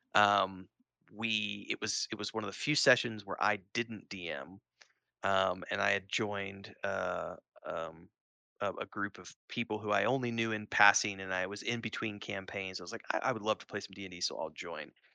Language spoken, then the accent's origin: English; Springfield, Missouri, United States; I grew up in Springfield, Missouri